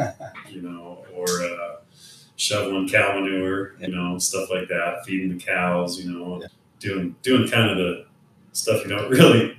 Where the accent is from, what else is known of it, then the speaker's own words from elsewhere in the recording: Idaho, United States; Born in Louisville, Idaho, which is right next door to where we live now. But yeah, I grew up on a family farm, and now we built a home on the family farm.